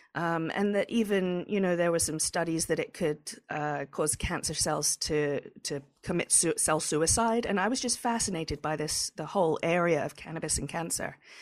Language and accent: English; England, United Kingdom; moved away; I'm from England